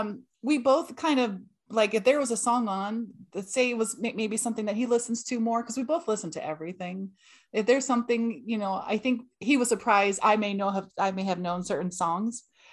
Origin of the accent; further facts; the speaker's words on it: California, United States; so I grew up in Cali